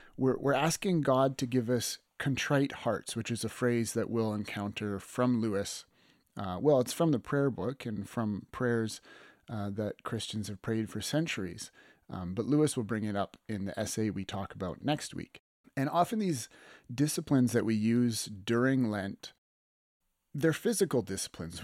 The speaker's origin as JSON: {"language": "English", "town": "Lethbridge", "region": "Alberta", "country": "Canada", "tie": "born or raised there", "said": "this landmark bridge that's in my hometown of Lethbridge"}